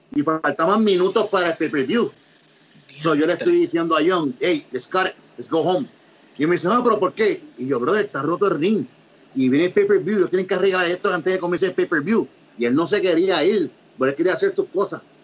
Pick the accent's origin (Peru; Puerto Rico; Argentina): Puerto Rico; Ponce; also born or lived in United States; yo soy nacido en Estados Unidos, soy, soy ponceño, pero nacido y tuve tiempo allá, soy, bilingüe, hablo los dos idiomas